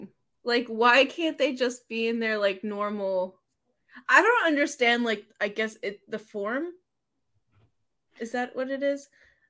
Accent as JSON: {"language": "English", "country": "United States", "said": "we're very American"}